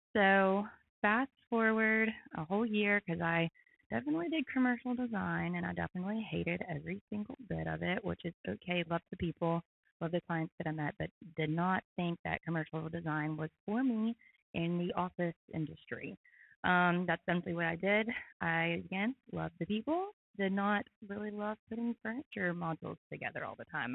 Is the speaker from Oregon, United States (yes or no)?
no; Knoxville, Tennessee, United States; moved away as an adult; now in Chattanooga, United States; I'm from Knoxville, Tennessee originally.